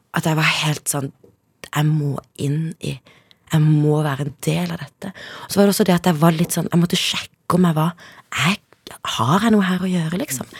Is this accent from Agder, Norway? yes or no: yes; Kristiansand, Agder, Norway; also born or lived in Zimbabwe / Søgne; vokste jeg opp da, på et sted som heter Justvik.